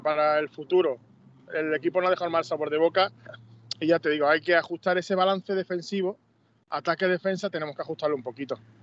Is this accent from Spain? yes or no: yes; Seville, Andalusia, Spain; moved away as an adult; yo me crié en Sevilla